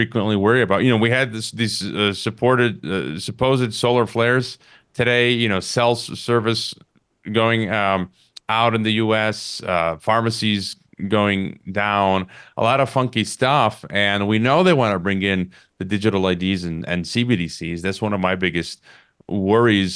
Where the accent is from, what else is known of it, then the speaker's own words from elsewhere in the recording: United States; as an American